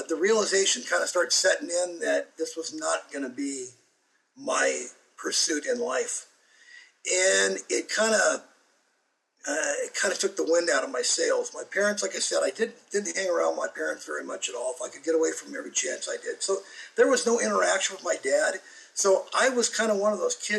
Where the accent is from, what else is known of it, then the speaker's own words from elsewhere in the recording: Arizona, United States; I grew up over in Arizona